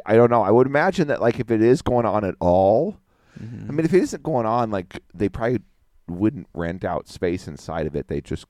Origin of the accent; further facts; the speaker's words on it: Midwest, United States; moved away; also born or lived in Wyoming; I'm from the Midwest, baby.